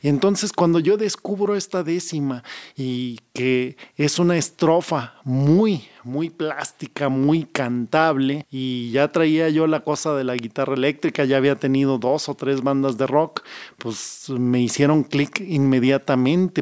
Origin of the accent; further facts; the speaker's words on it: Torreón, Coahuila, Mexico